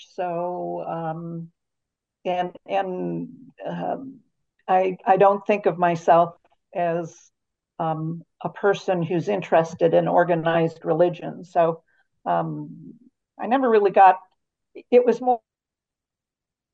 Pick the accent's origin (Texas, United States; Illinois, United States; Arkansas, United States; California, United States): Illinois, United States; Chicago; moved away as an adult; also born or lived in Wisconsin; now in Utah, United States; I was born in Chicago, Illinois, and grew up in the suburbs of Chicago